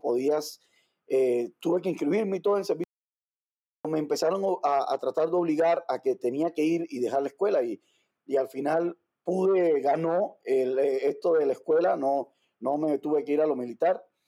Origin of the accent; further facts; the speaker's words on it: Havana, Cuba; moved away as an adult; also born or lived in Mérida, Mexico; now in Ciudad Juárez, Mexico; nací en La Habana, Cuba, hace un montón de años ya